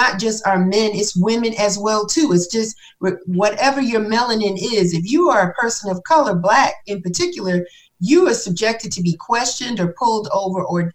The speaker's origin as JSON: {"language": "English", "region": "New York", "country": "United States", "moved": "yes", "lives_now": "Atlanta, United States", "said": "I'm from New York"}